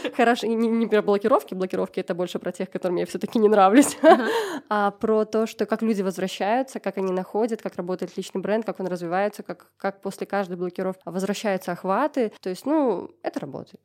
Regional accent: Gomel, Gomel Region, Belarus; я из Гомеля

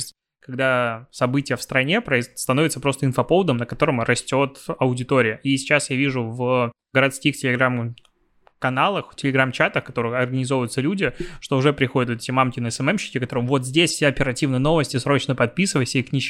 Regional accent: Belarus; я, наверное, как белорус, я даже не знаю, вот значит ли это, что я могу начинать сейчас, данную секунду, тему про телеграм?

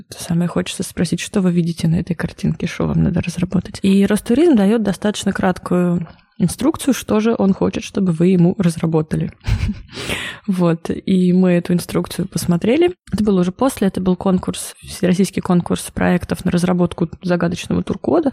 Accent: Nizhny Novgorod, Nizhny Novgorod Oblast, Russia; Приехала я из Нижнего Новгорода

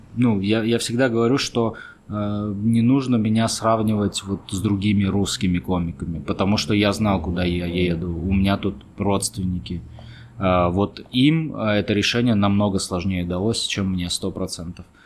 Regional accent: Armenia; also born or lived in Moscow; я армянин

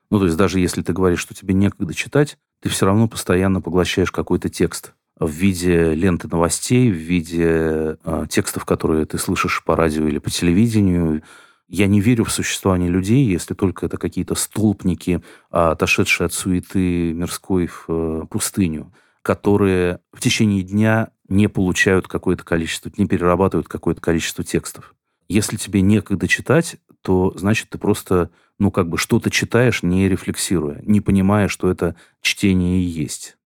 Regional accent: Kazan, Tatarstan, Russia; все думаете, что если я из Казани, то вот это мне должно быть интересно.

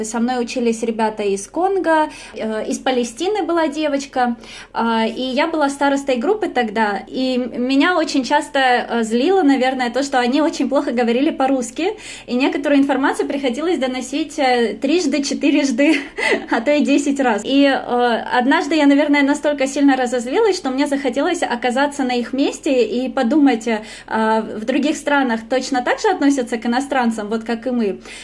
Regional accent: Russia; moved away as an adult; also born or lived in Rome, Italy; now in Stuttgart, Germany; я из России

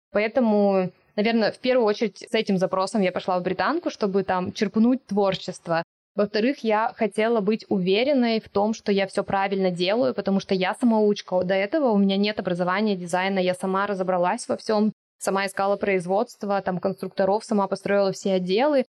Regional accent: Siberia, Russia; moved away; я с Байкала, Сибири, и это то, что меня окружало

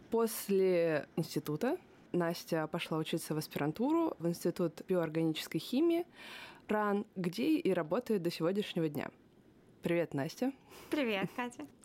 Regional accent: Korolyov, Moscow Oblast, Russia; also born or lived in Dolgoprudny; я родилась, и выросла в Королеве.

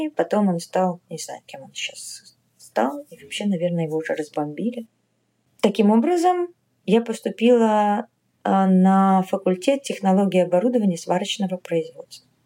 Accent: Bryansk, Bryansk Oblast, Russia; born there; also born or lived in Kharkiv, Ukraine; Нет, я родилась в Брянске. Мне просто папа военный, поэтому мы мотались.

